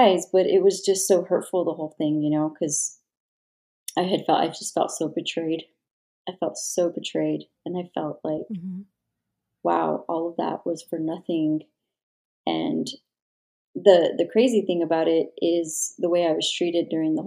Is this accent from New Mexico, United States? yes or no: yes; New Mexico, United States; I worked primarily in my home state, which is New Mexico